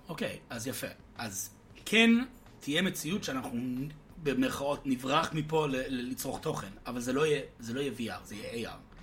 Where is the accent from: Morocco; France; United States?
United States; now in Israel; בתור אמריקאי שגדלתי בארצות הברית